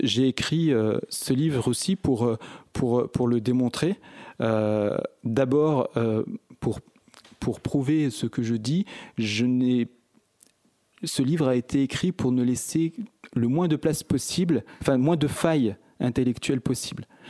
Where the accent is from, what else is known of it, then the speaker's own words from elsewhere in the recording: Échirolles, Auvergne-Rhône-Alpes, France; je viens d'Echirol, une ville mitoyenne à la ville de Grenoble. Donc c'est pour ça que je dis souvent que je suis de Grenoble, c'est plus simple. Euh, je suis né en 1972. J'ai, toujours vécu depuis ma naissance